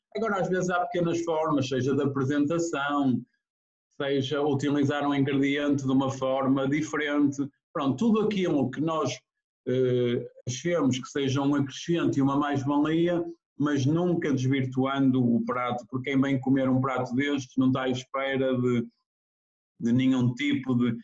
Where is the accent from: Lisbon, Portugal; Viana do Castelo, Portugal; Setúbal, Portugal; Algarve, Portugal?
Viana do Castelo, Portugal; Ponte de Lima; Sou de Ponte Lima.